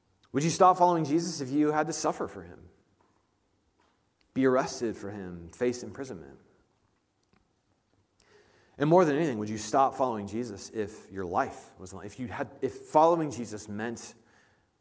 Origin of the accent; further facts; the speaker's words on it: Indianapolis, Indiana, United States; moved away; I'm from Indianapolis